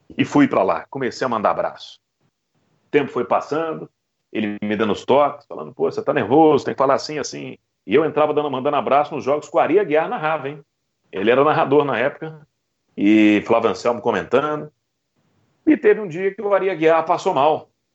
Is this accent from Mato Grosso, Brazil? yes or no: no; Belo Horizonte, Minas Gerais, Brazil; moved away as an adult; also born or lived in Rio de Janeiro; now in Goiás, Brazil; Eu sou de Belo Horizonte, nascido mesmo em BH